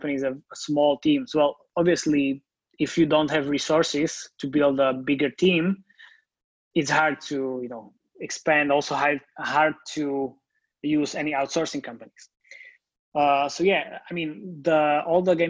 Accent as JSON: {"language": "English", "country": "Slovakia", "said": "I'm based in Slovakia, and I'm from Slovakia"}